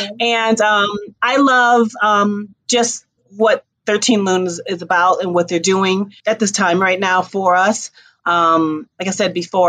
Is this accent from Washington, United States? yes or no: no; New York, United States; I'm a New Yorker.